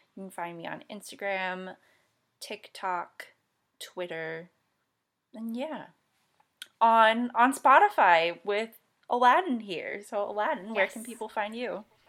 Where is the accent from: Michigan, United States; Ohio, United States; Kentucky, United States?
Michigan, United States; I'm also from Michigan